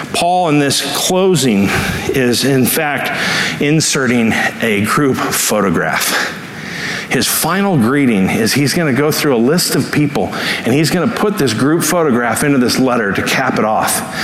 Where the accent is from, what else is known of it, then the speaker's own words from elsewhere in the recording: Los Angeles, California, United States; as a kid, uh, growing up in Los Angeles